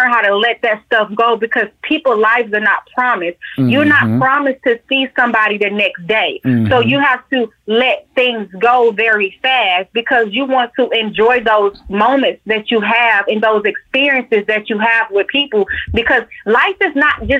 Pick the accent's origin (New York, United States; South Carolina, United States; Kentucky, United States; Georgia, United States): Georgia, United States; Atlanta; Georgia bred and born. I am from Atlanta, born in Georgia Baptist.